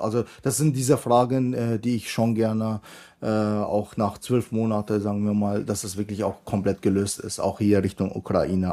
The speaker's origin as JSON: {"language": "German", "region": "Bavaria", "country": "Germany", "said": "ich komme ja aus Bayern"}